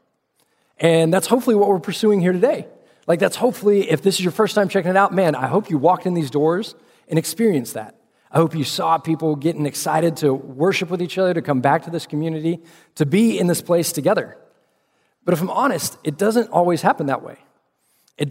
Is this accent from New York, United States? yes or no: no; Austin, Texas, United States; also born or lived in Fort Worth, Texas; I grew up in Austin, Texas, before seeing the light and making my way up to Fort Worth to go to TCU